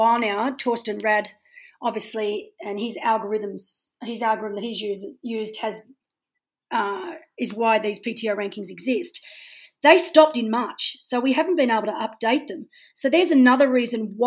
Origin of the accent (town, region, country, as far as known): Australia